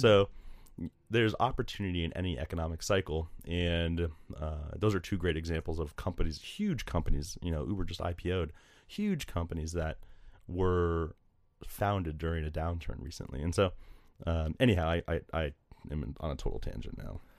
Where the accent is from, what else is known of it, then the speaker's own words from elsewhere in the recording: Delray Beach, Florida, United States; moved away; also born or lived in Wake Forest, North Carolina; I grew up in South Florida, just north of Miami in a town called Delray Beach